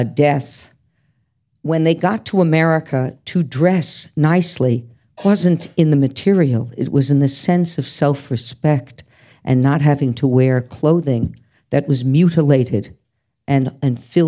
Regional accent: Scarsdale, New York, United States; I'm from New York City, but my parents moved to Scarsdale when I was 3

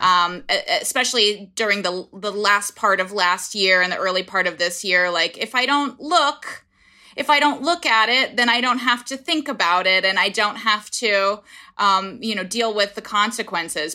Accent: Indiana, United States; moved away as an adult; now in New York City, United States; my home state of Indiana

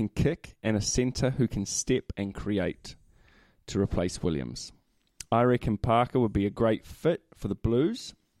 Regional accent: New Zealand; as a Kiwi

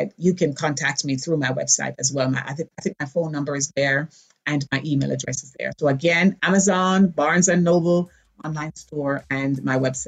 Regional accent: Jamaica; moved away; Born in Jamaica.

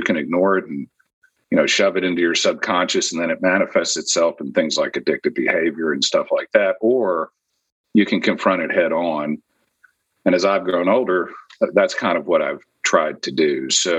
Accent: Houston, Texas, United States; So I'm from Houston, Texas. I'm actually a seventh generation Texan, although my dad was an Air Force officer, and so I moved around all over the place when I was growing up.

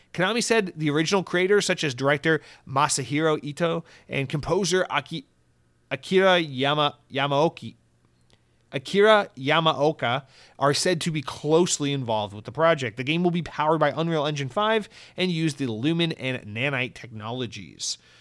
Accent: United States; an American

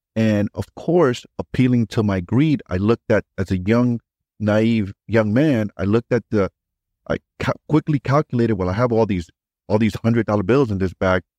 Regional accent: New York City, New York, United States; I grew up in New York City

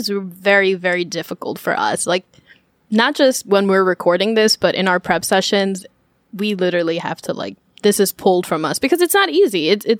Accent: New York, United States; I'm a New Yorker.

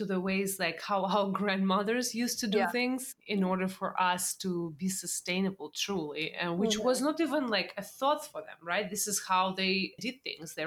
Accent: Russia; now in United States; I grew up in Russia

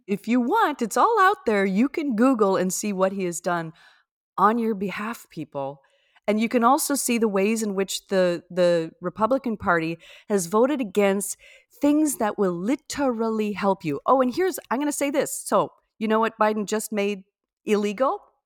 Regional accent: Minnesota, United States; I'm from Minnesota

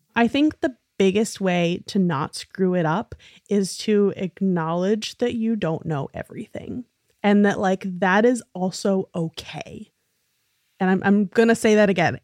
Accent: New York City, New York, United States; being a really nerdy little theater kid growing up in New York City

